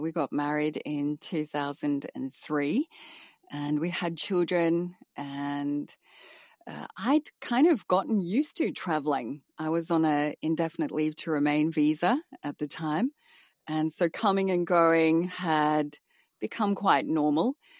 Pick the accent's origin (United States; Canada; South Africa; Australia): South Africa; moved away as an adult; also born or lived in Malaysia / Dubai / West Midlands; now in United Kingdom; coming from South Africa, even though I'm from an English family